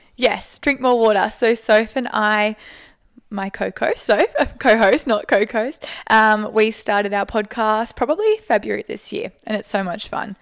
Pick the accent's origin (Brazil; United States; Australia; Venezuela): Australia; Sunshine Coast, Queensland; I'm from the Sunshine Coast